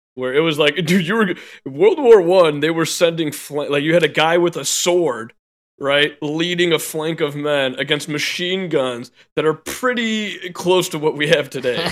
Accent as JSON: {"language": "English", "country": "United States", "said": "I'm an American"}